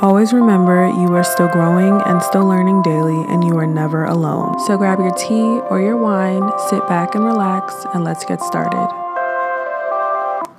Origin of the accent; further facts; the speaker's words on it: New York City, New York, United States; moved away as an adult; now in Georgia, United States; I am from Brooklyn, New York